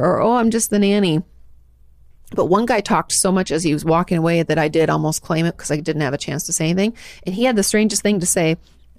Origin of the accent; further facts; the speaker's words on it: Portland, Oregon, United States; I was adopted at 11 months, just shy of my first birthday, and I grew up in Portland, Oregon.